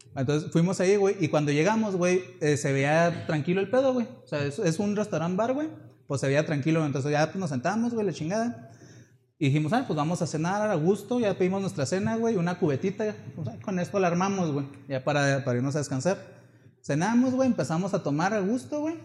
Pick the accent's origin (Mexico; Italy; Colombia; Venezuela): Mexico; Chihuahua; somos de Chihuahua